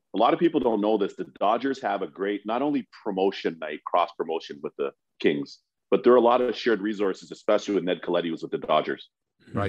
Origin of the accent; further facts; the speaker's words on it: Toronto, Ontario, Canada; we grew up knowing Spotter in Toronto